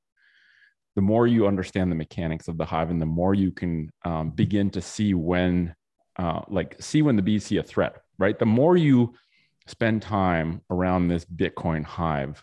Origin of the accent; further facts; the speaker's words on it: Canada; I'm from Canada.